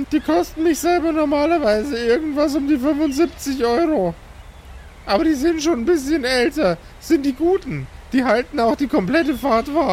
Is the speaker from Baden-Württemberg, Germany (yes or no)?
no; Franzburg, Mecklenburg-Vorpommern, Germany; Nee, ich komme nicht aus Norden, Hamburg. Hier aus Franzburg